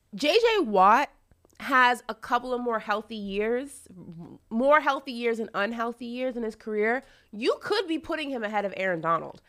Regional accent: New York, United States; Growing up in New York

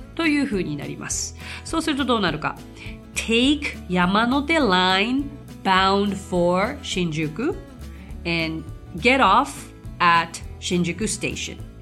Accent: Tokyo, Japan; 私本当生まれも育ちももうめちゃくちゃ東京なんですよもう超シティガール

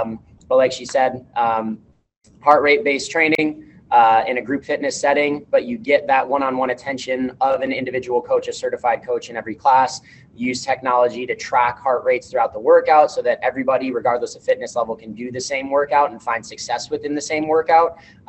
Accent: Niagara Falls, New York, United States; now in Buffalo, United States; Because I'm originally from Niagara Falls up north as well. My parents were deeply rooted in Niagara Falls as well.

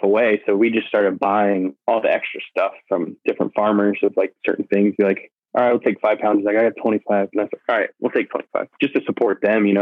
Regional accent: Florida, United States; growing up in Florida, most of my family on my mom's side is all from Kentucky

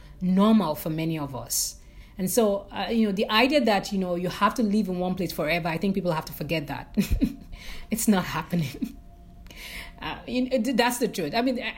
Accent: Nigeria; moved away as an adult; even as a Nigerian who moved abroad, there are a lot of issues in my country that led me to decide to move abroad

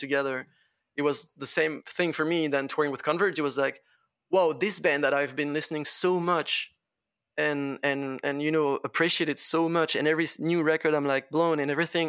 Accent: Laval, Pays de la Loire, France; English is a second language; I come from fucking Laval. I come from Laval

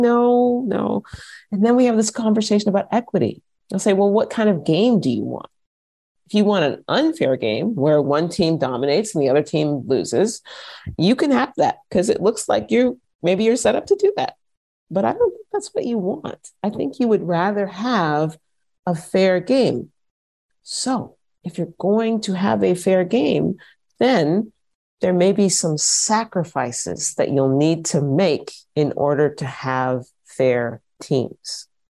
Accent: United States; moved away as an adult; also born or lived in Vienna, Austria; now in Austria; if I had stayed in the States

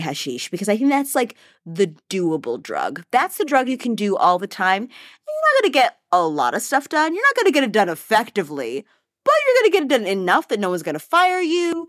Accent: East Coast of the United States, United States; moved away as an adult; now in Paris, France; I was born and raised in the East Coast of the United States

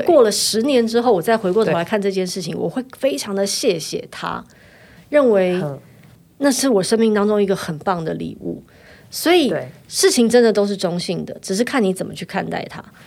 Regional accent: Taiwan; 我三十岁就来台湾了，我在这里读书长大

